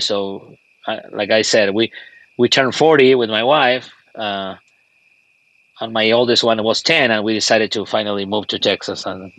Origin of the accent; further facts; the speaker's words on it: Argentina; moved away as an adult; now in United States; Well, I live all my life, actually, in Argentina.